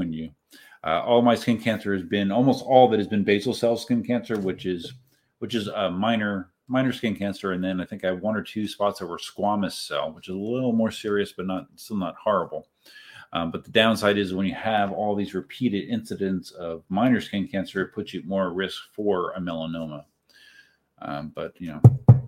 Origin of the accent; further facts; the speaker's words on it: Southeast Pennsylvania, United States; moved away; I'm from Southeast Pennsylvania originally